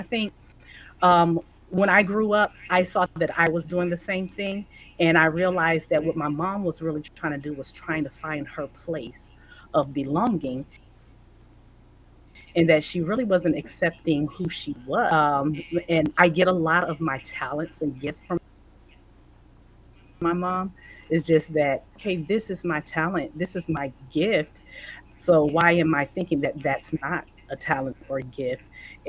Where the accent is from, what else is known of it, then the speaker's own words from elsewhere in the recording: Florida, United States; also born or lived in Bridgeport, Connecticut; I was born in Florida, raised, lived a little in Bridgeport, Connecticut, and then we moved back to Florida and then we moved back to military.